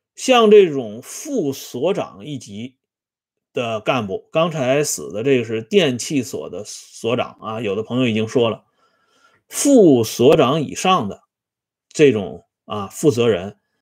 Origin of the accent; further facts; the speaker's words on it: China; 我们中国人有一句老话